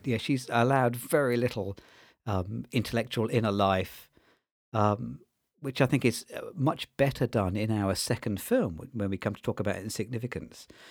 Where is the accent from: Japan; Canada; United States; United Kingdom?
United Kingdom; as a British viewer